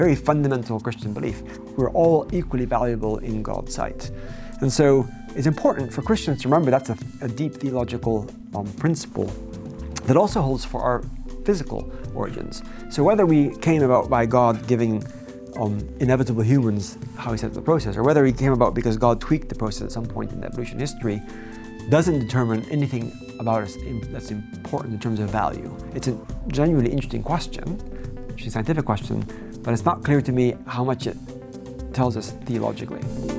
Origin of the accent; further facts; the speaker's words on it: Gabon; also born or lived in Netherlands / United States / Cambridge, United Kingdom; So I grew up in Gabon, Central Africa. Then went back to the Netherlands, did undergraduate degree, did a PhD in the US